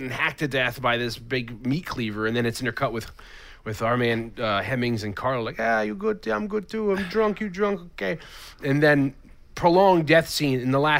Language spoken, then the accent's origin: English; England, United Kingdom; It's okay. I'm from England.